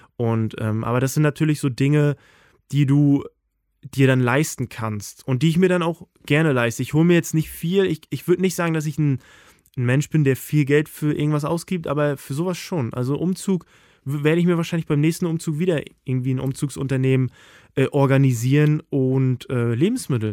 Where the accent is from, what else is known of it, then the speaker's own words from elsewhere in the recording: Mecklenburg-Vorpommern, Germany; moved away as an adult; now in Hamburg, Germany; aufs Dorf, da wo ich herkomme